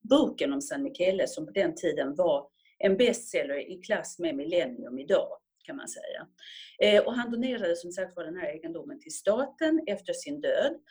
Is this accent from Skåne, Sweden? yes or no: no; Stockholm, Stockholm County, Sweden; born there; Ja, jag är född i Stockholm. Föddes i Stockholm på Södra sjukhuset 1958 och flyttade och bodde då i Rågsved